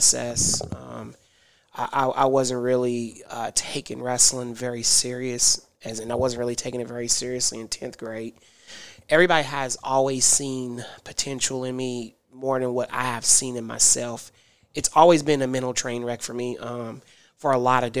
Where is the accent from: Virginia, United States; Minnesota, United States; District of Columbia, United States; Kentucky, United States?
Kentucky, United States; Louisville; I'm from Louisville, born and raised. I pretty much grew up all over Louisville